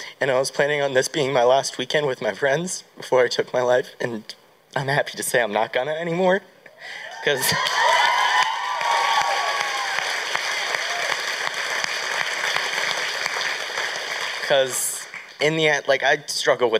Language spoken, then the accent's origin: English; Pittsburgh, Pennsylvania, United States; I'm from Pittsburgh.